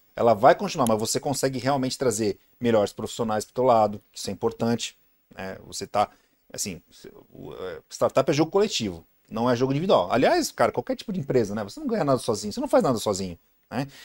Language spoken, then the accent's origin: Portuguese; Santos, São Paulo, Brazil; sou de Santos, né? Baixada Santista